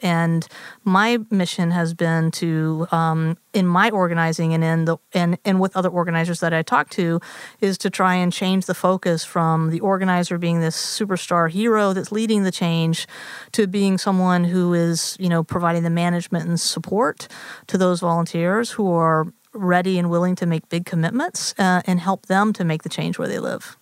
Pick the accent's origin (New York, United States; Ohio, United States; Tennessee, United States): Tennessee, United States; Nashville; moved away; also born or lived in Massachusetts; I grew up in Nashville, Tennessee, in the conservative South.